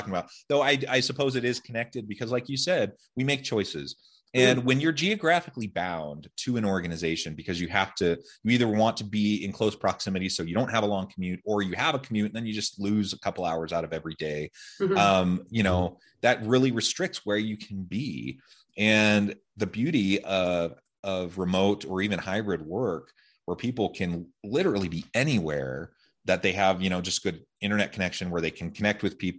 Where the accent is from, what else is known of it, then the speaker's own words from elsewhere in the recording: Portland, Oregon, United States; now in Utah, United States; I grew up in Portland, Oregon area. I love the West Coast. I love the Pacific Northwest in particular.